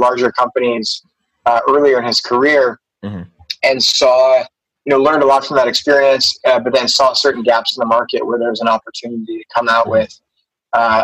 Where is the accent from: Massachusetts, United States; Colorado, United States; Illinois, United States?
Massachusetts, United States; Boston; moved away as an adult; also born or lived in Princeton, New Jersey; now in Philippines; I grew up in Boston. In the United States, and had a great childhood. I lived in one of the towns right outside of Boston